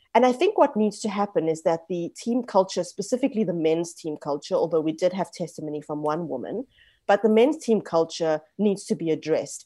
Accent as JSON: {"language": "English", "country": "South Africa", "tie": "born or raised there", "said": "I grew up, for example, as a South African of Indian heritage, I'm third generation"}